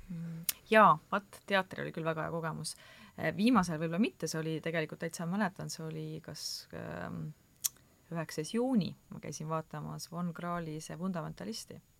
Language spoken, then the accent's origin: Estonian; Türi, Järva County, Estonia; ka Türilt